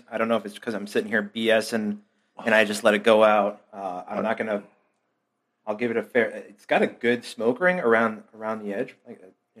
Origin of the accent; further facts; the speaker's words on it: Chicago, Illinois, United States; We're from the Chicago area.